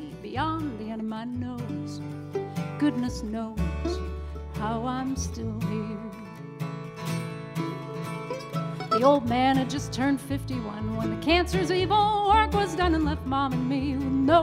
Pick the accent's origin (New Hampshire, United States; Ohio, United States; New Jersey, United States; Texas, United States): New Hampshire, United States; Mount Washington Valley; we are from the Mount Washington Valley, right on the Maine New Hampshire border.